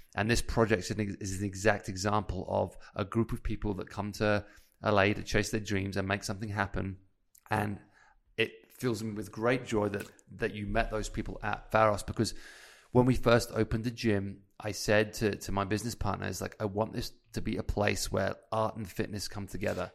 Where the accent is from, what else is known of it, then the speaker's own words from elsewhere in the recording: United Kingdom; moved away as an adult; as a British guy